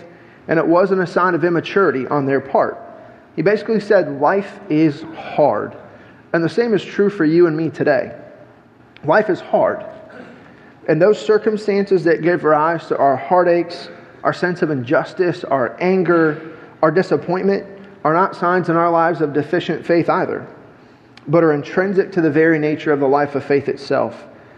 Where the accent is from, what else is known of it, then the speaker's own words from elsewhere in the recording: Illinois, United States; moved away as an adult; I'm a transplant from Illinois. I moved here 7 years ago.